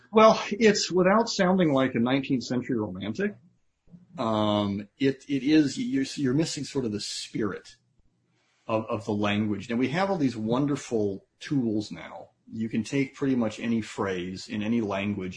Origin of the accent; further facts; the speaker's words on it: United States; I'm an American